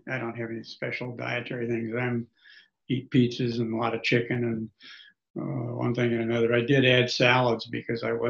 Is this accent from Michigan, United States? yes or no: no; Beatrice, Nebraska, United States; also born or lived in Grand Island, Nebraska; I grew up in Nebraska. It was Beatrice, but I grew up in Nebraska and came back to Nebraska